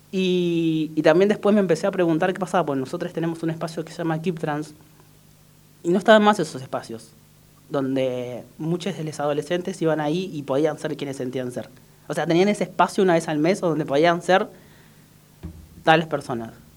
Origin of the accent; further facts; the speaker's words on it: Córdoba, Argentina; moved away as an adult; also born or lived in Salta / Buenos Aires; nací en Salta, pero la verdad que me crié en Córdoba, entonces me considero más cordobés que otra cosa. No tengo mucha tonada, pero por ahí cuando me enojo me sale bastante